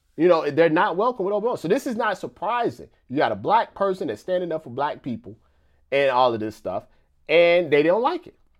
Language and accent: English; Missouri, United States; I'm from Missouri